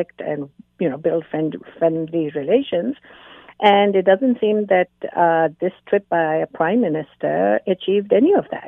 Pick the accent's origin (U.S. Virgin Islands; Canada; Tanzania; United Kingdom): Canada; me as a Canadian